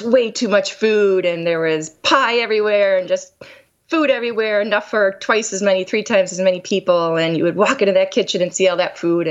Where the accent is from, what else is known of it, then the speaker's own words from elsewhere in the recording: Scranton, Pennsylvania, United States; moved away; I grew up in Pennsylvania, Scranton, Pennsylvania